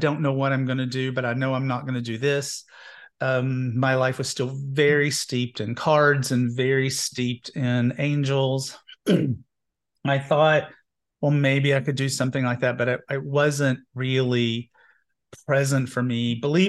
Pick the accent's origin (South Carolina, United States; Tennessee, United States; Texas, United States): Tennessee, United States; Knoxville; I grew up gay in Knoxville, Tennessee, and somewhere in my early 20s, the Methodist Church loved to like do revolving doors on their ministers.